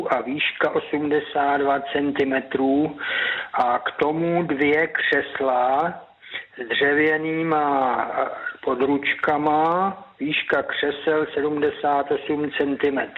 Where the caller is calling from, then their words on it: Pacov, Vysočina Region, Czechia; A to na telefonní číslo 773 19 22 57 a jsem z Pacova.